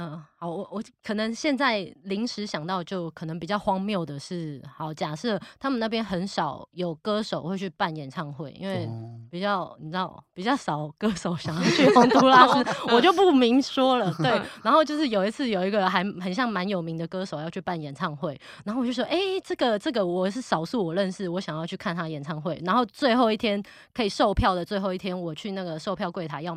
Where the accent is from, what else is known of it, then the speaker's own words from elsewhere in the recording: Taiwan; 我是台湾那啥，我是台湾人